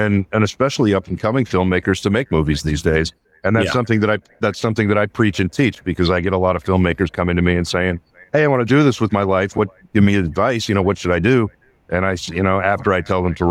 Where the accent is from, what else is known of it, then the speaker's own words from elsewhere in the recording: outside of Pittsburgh, Pennsylvania, United States; also born or lived in Los Angeles; now in Mount Sterling, United States; a little town I grew up in outside of Pittsburgh